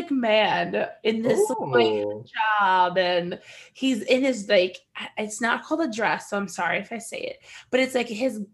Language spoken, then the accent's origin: English; United States; as an American in the Middle East